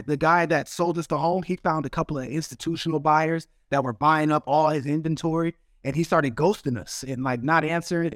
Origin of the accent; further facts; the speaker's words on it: Arizona, United States; I'm from Arizona